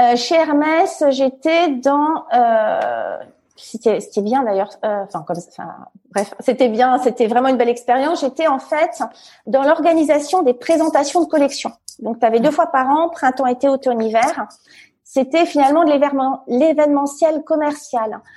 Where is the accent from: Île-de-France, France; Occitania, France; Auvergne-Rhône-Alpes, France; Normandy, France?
Île-de-France, France; Fontainebleau; moved away as an adult; je suis née euh, à Fontainebleau, euh, donc c'est à 60 km de Paris. C'est plutôt euh, donc dans des petits villages autour, c'est plutôt la, campagne. J'ai hyper grandi